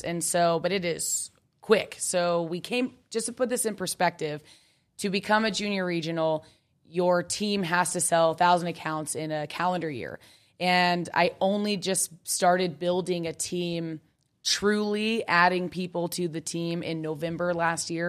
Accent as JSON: {"language": "English", "region": "Kansas", "country": "United States", "tie": "born or raised there", "said": "I grew up in Kansas"}